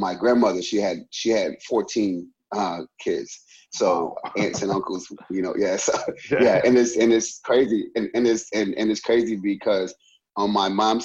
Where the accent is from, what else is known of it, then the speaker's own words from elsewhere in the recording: Louisiana, United States; moved away as an adult; now in Rockford, United States; I was born and I grew up in Louisiana, small town in Louisiana